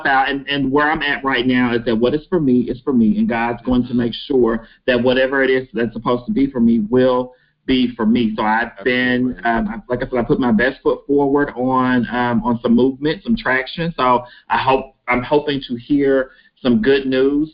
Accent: Henderson, Kentucky, United States; I am from small town USA, Kentucky, Henderson, Kentucky

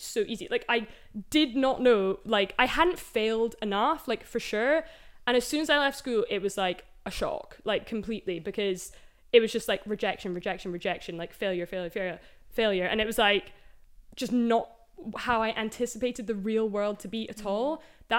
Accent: Edinburgh, Scotland, United Kingdom; now in London, United Kingdom; I'm from Edinburgh originally

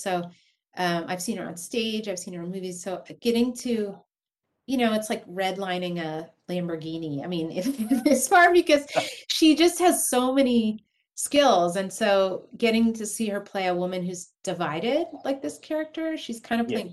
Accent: San Diego, California, United States; growing up in San Diego, California

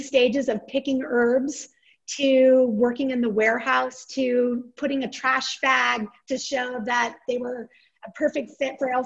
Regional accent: Boulder, Colorado, United States; I'm born and raised in Boulder, Colorado

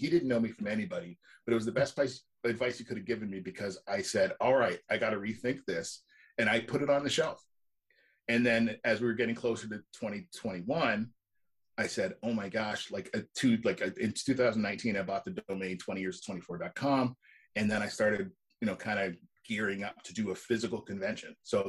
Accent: Canada; But I'm Canadian, so I'm going to say sorry a lot.

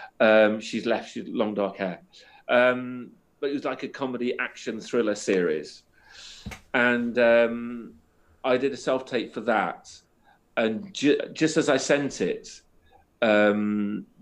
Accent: Chester, North West England, United Kingdom; also born or lived in Worcester; now in Liverpool, United Kingdom; I'm from the northwest, so my family are just down the road in Chester.

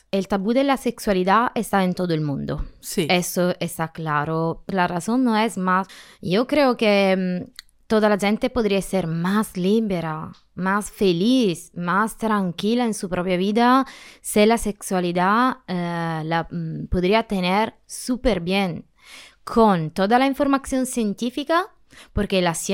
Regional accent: Calabria, Italy; Spanish is a second language; moved away as an adult; now in Spain; Soy italiana, tengo 37 años, eh, soy del sur de la Italia, en Calabria. Eh, me soy mudada aquí al final de septiembre

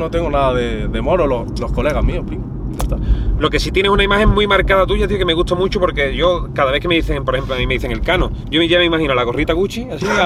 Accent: Community of Madrid, Spain; Yo de aquí de arriba, hermano, de toda la vida.

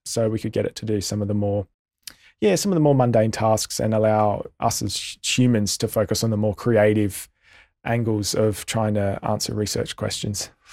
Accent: Australia; as an Australian community

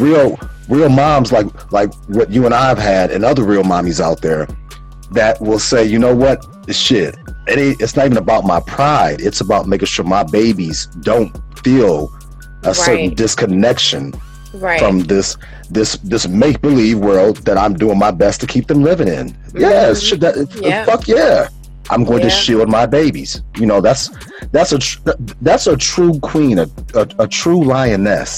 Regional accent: Calumet Park, Illinois, United States; also born or lived in Lynwood, Illinois; My mommy wound up moving us away from Cal Park. Mm-hmm. 127th and Carpenter

